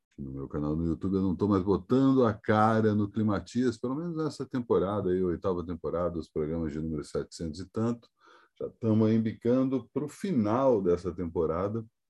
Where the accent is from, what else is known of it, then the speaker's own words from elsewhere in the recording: Brasília, Federal District, Brazil; feriado da inauguração da minha terra natal